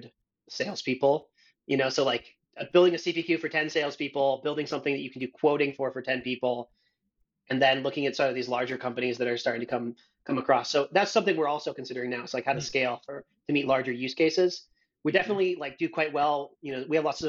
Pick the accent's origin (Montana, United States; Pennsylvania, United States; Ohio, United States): Montana, United States; Missoula; moved away as an adult; also born or lived in Australia; now in San Francisco, United States; in Montana, in my hometown